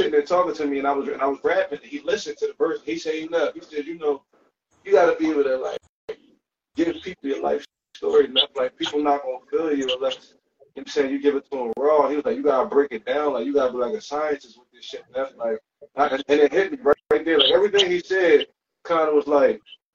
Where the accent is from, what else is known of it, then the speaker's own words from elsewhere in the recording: Philadelphia, Pennsylvania, United States; I'm from Northeast Philly. I'm from Northeast Philly. I done lived all around the city.